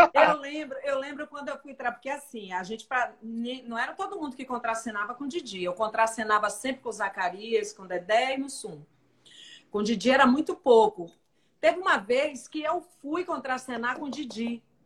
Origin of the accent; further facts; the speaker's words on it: Salvador, Bahia, Brazil; eu nasci no Bonfim, mas eu fui criada no São Caetano, ali no Alto do Peru, Fazenda Grande